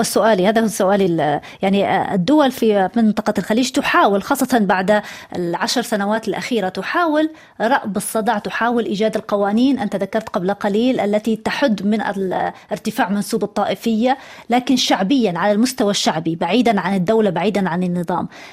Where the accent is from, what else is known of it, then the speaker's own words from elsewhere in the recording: Eastern Province, Saudi Arabia; انا انا ابنه المنطقه الشرقيه